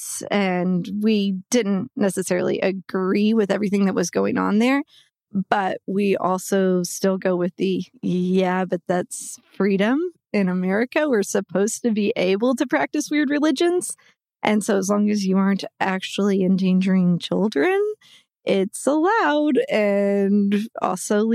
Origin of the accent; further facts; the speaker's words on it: Waco, Texas, United States; also born or lived in Austin, Texas; now in Dallas, United States; I then grew up outside of Waco